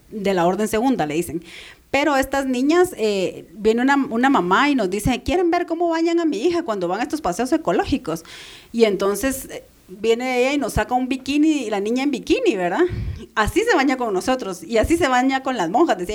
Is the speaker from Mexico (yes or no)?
no; Guatemala; soy guatemalteca